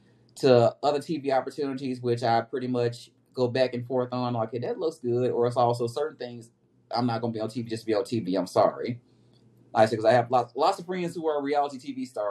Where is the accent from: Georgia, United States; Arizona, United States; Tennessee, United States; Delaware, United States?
Tennessee, United States; Memphis; my hometown of Memphis, Tennessee.